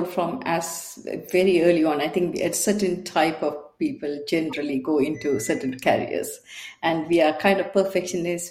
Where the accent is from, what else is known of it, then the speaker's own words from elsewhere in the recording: Sri Lanka; also born or lived in Bangalore, India; now in United Kingdom; I'm from Sri Lanka, and I got caught up in the war and left the country and went to India in Bangalore